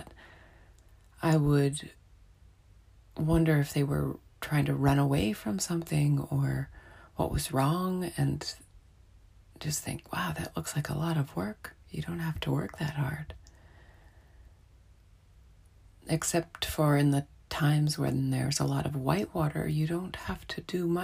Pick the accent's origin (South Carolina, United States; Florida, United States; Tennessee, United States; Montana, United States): Montana, United States; moved away; growing up in Montana